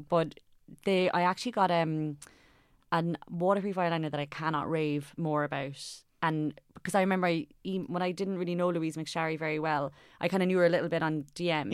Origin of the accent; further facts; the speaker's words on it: Cork, Munster, Ireland; I'm from Cork